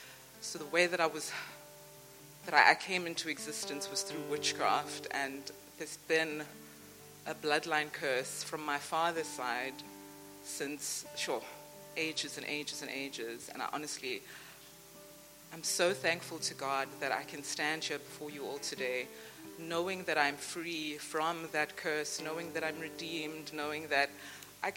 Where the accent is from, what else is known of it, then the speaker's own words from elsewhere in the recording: Durban, KwaZulu-Natal, South Africa; moved away as an adult; now in Cape Town, South Africa; Originally, I'm from Durban